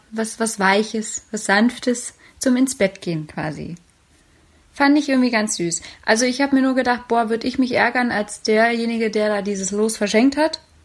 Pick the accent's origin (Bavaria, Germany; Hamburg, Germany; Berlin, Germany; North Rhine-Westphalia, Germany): Berlin, Germany; meiner Heimatstadt, meine Mutterstadt Berlin